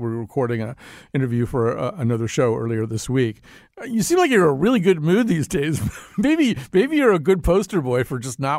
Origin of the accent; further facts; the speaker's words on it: United States; as an American